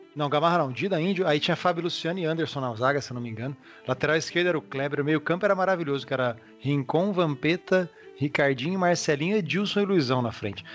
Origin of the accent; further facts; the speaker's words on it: Lins, São Paulo, Brazil; Eu sou de Lins, natural de Lins, interior de São Paulo